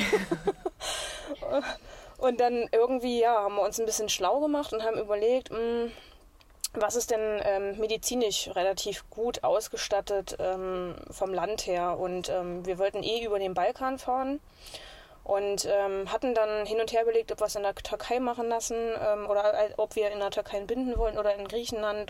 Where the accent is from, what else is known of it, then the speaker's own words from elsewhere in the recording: near Magdeburg, Egeln basin, Saxony-Anhalt, Germany; moved away; Magdeburg, aus der Nähe von Magdeburg. Äh, aus der Egelner Mulde ursprünglich